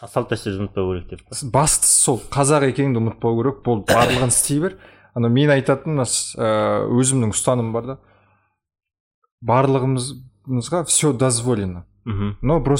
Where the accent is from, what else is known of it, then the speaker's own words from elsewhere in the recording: Bayan-Ölgii, Mongolia; now in Kazakhstan; мен басында анау моңғол екен моңғолиядан келгенімді жасыратынмын да